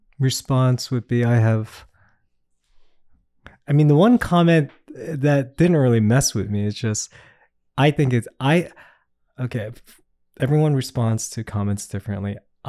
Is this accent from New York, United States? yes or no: yes; Queens, New York, United States; And I say Queens, and then where are you really from? I said, I really am from Queens.